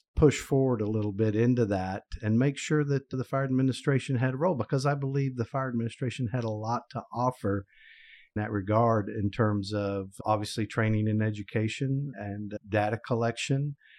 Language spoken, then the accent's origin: English; Oklahoma, United States; my home state, sadly to say, Oklahoma